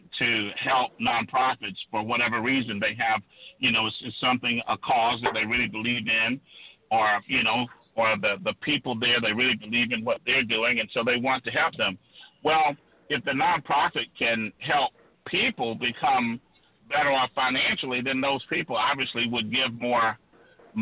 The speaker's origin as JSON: {"language": "English", "region": "South Georgia", "country": "United States", "tie": "born or raised there", "said": "I grew up poor in South Georgia, a rural agricultural community in South Georgia"}